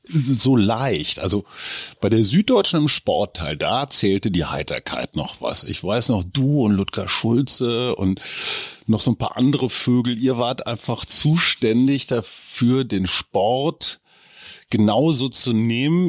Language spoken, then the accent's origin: German; North Rhine-Westphalia, Germany; als Westfale, ich bin so ähnlich wie du, so Niedersachsen, Westfale